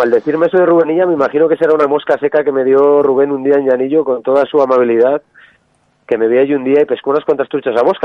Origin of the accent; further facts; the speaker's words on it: La Bañeza, Castile and León, Spain; el río Órbigo, el río de mi, de mi pueblo, el río de mi casa